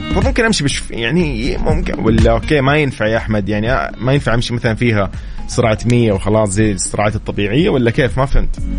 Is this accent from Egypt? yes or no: no; Saudi Arabia; عندنا في السعوديه